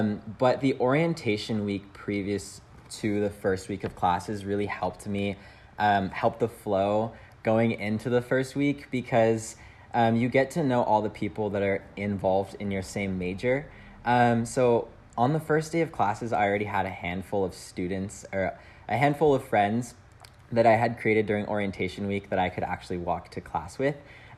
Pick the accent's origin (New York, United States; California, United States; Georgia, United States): California, United States; San Jose; But I'm originally from San Jose, California.